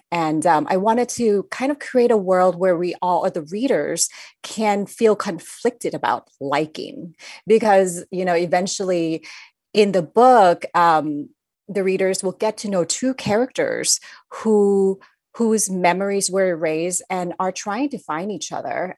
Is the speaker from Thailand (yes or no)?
yes; Thailand; I grew up in Thailand, I was surrounded by the culture and the teachings of Buddhism, even though I'm not